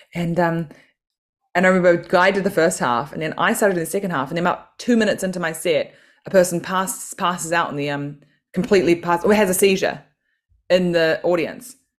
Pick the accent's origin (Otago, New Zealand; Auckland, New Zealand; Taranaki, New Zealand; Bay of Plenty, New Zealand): Auckland, New Zealand; moved away as an adult; now in London, United Kingdom; growing up in New Zealand